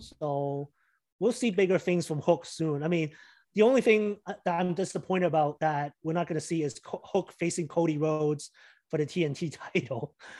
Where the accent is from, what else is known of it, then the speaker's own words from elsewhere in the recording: Canada; I'm Canadian